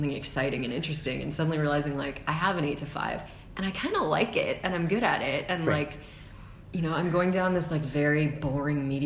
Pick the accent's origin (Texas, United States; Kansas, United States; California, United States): Texas, United States; Spring; moved away as an adult; also born or lived in United Kingdom / France / Los Angeles; I grew up mostly in Texas, like just north of Houston, in a uh-huh. suburb called Spring, Texas.